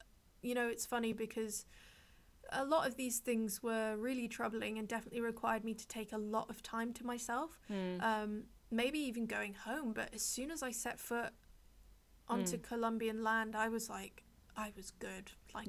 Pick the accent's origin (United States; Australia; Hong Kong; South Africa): Hong Kong; It's funny because growing up in Hong Kong, I know that like there are a lot of luxury brands